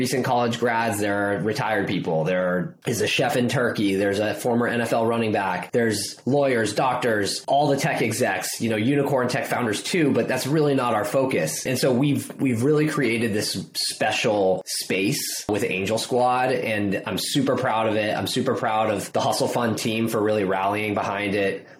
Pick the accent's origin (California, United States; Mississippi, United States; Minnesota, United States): California, United States; Bay Area; I grew up in the Bay Area